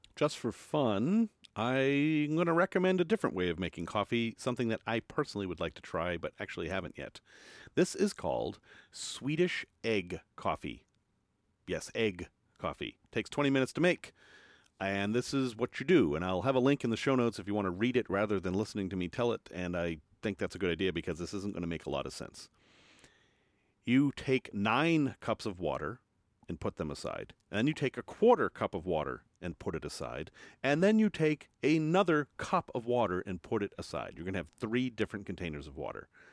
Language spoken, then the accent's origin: English; United States; I'm from America